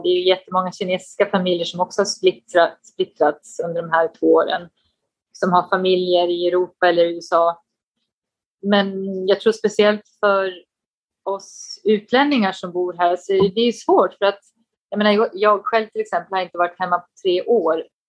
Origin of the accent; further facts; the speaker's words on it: Falun, Dalarna County, Sweden; moved away as an adult; also born or lived in Stockholm; now in Beijing, China; jag kommer från, eh, från Dalarna, Falun, men eh, jag skulle nog ändå säga att Stockholm känns som hemma, för det var där jag pluggade